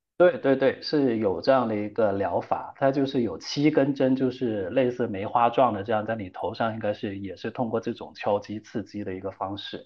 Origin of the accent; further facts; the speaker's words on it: Guangdong, China; 我们广东，我是广东人